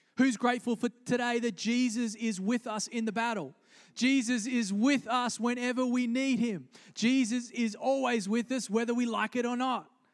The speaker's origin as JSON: {"language": "English", "country": "Australia", "tie": "born or raised there", "moved": "yes", "said": "I grew up in Australia"}